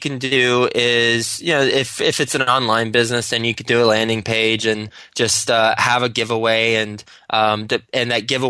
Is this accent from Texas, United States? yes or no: yes; Texas, United States; now in New York City, United States; Whenever I first moved up to New York City, I'm from Texas, and I moved straight up from, after I graduated, I went to Texas Tech and moved to New York City